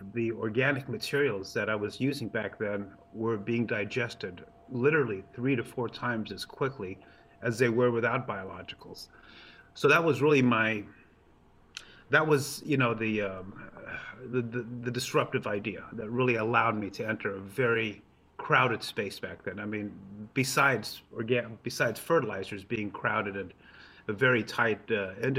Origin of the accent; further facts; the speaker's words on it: Los Angeles, California, United States; also born or lived in Hollywood; now in Vacaville, United States; I grew up in Los Angeles.